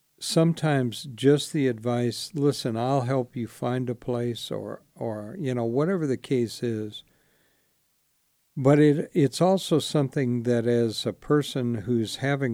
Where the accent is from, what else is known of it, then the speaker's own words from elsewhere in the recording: Spartanburg, South Carolina, United States; born there; I was born in Spartanburg, South Carolina. I know it doesn't sound like it, but I was.